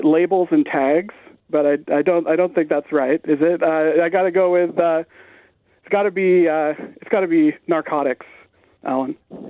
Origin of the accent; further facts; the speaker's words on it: Canada; As a Canadian, I was really worried that there were going to be all these questions about, you know, what's the capital of Idaho